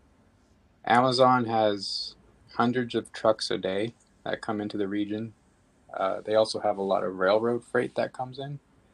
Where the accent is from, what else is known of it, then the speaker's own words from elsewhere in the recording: Inland Empire, California, United States; I grew up in the Inland Empire pretty much my entire life